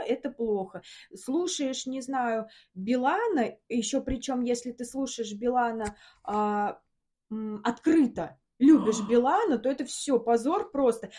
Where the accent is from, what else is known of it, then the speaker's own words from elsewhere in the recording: Samara, Samara Oblast, Russia; moved away as an adult; now in Moscow, Russia; Мы из Самары сейчас живем в Москве.